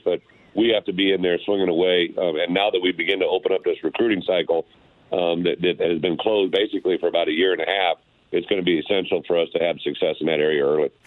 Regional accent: Illinois, United States; my home state

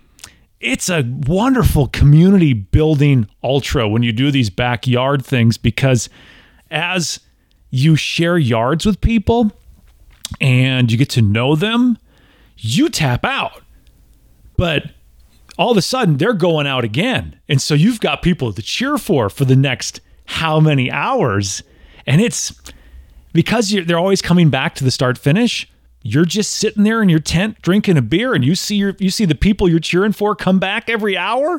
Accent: Tennessee, United States; I'm from Tennessee. Like, you know, I've got distilleries in my backyard

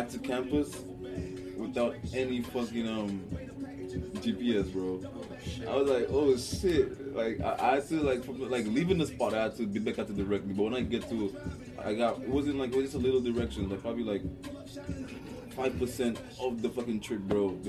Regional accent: New York City, New York, United States; I'm from Brooklyn too

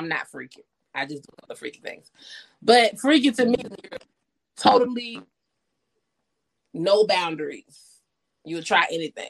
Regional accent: Albany, Georgia, United States; also born or lived in Columbus, Georgia; I was born in Columbus, Georgia, but yeah, I stayed in Albany.

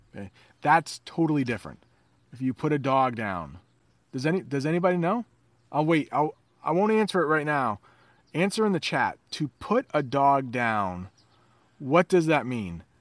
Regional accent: United States; I'm an American

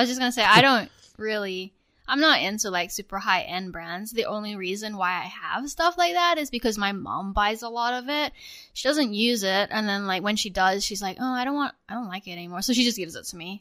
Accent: Australia; now in United States; when I was growing up in Australia.

